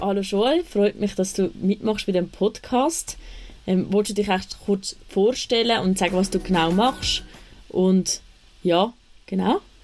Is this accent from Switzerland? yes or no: yes; Küsnacht, Zurich, Switzerland; ich komme auch aus Küsnacht